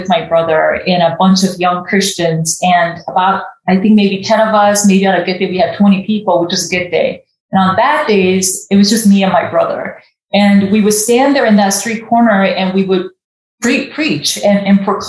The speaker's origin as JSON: {"language": "English", "country": "Japan", "tie": "born or raised there", "also_born_or_lived": "South Korea", "moved": "yes", "said": "I was born in South Korea and was raised in Japan"}